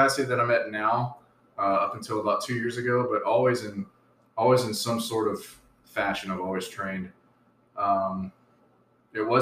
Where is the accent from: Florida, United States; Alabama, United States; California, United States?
Alabama, United States; Southeast; moved away as an adult; also born or lived in Great Lakes / Virginia; now in San Diego, United States; I'm originally from Southeast Alabama. I was born and raised there.